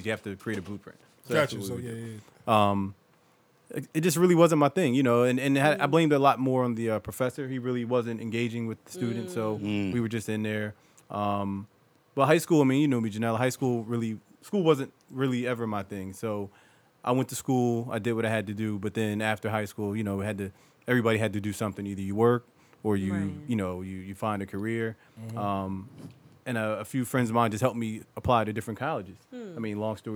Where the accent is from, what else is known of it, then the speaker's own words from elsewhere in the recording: Willingboro, New Jersey, United States; From Willenboro, born and raised